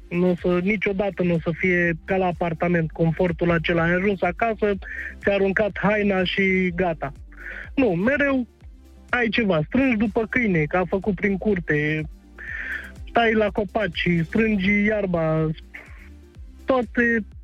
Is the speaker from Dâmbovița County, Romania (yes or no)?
no; Bucharest, Romania; now in Cernica, Romania; din București, sau mai bine zis, acum m-am mutat uh, în Ilfov.